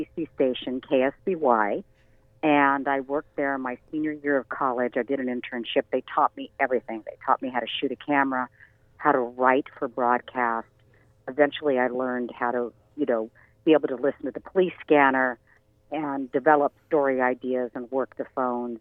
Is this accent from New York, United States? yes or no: no; Santa Clarita, California, United States; also born or lived in Santa Paula / Fillmore; I was raised in Santa Clarita